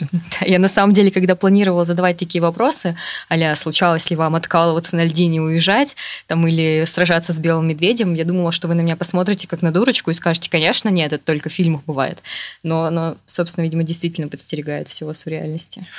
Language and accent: Russian; Yakutia, Sakha Republic, Russia; now in Saint Petersburg, Russia; я родилась и росла в Якутии